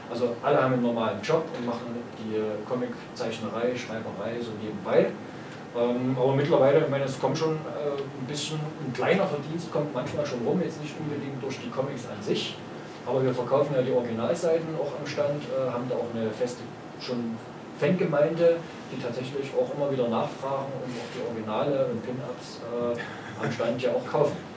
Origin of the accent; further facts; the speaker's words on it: Chemnitz, Saxony, Germany; Also ich komme aus Chemnitz.